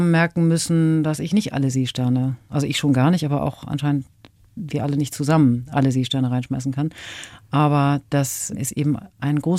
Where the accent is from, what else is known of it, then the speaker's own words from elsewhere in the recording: Northern Germany, Germany; sagt man bei uns im Norden so.